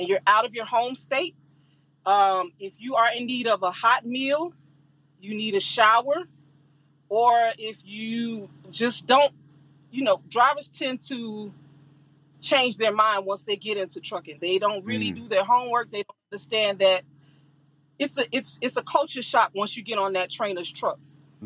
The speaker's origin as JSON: {"language": "English", "region": "Florida", "country": "United States", "said": "I'm from Florida"}